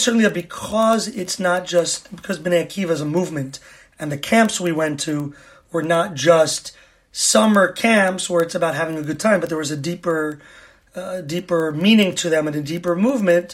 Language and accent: English; New York, United States; moved away as an adult; now in Israel; So I grew up in New York, been in Israel since September 2000